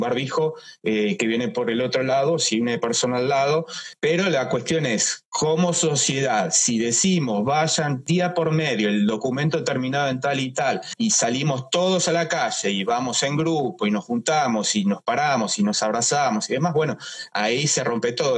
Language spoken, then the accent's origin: Spanish; Argentina; no tenemos como argentinos un final